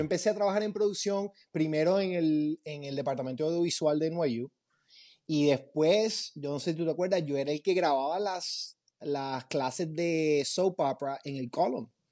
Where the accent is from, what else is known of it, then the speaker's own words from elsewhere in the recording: Puerto Rico; moved away as an adult; also born or lived in Los Angeles / New York; now in Miami, United States; Yo, cuando me gradué de high school, eh, iba a seguir una cosa bien tradicional, tú sabes, como toda la gente de Puerto Rico